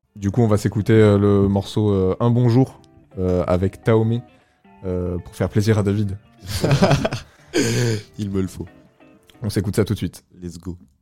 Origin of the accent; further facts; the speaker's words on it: France; on est français, on parle comme des français